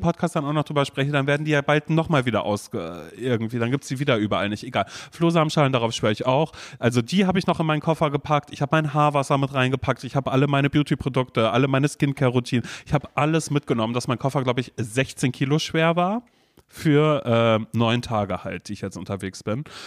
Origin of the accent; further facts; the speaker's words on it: Coesfeld, North Rhine-Westphalia, Germany; now in Berlin, Germany; als ich ein Kind war, weißt du, als ich noch in Coesfeld gewohnt habe